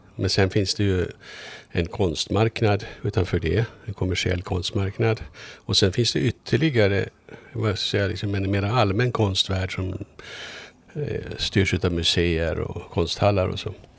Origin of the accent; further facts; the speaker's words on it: Mariehamn, Åland Islands; also born or lived in Kumlinge; now in Stockholm, Sweden; Ja, jag är född i Mariehamn. Jag är född, ja. född i så här kvarteret, en bit härifrån. Jag växte upp här.